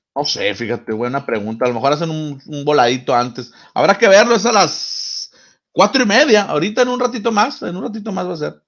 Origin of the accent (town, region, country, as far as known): Mexico